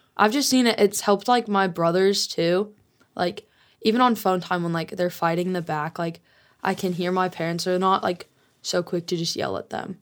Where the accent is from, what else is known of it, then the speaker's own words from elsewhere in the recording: Colorado, United States; also born or lived in Utah; I'm originally from Utah, and my dad got full custody of me, custody of me when I was five, and so I moved to Colorado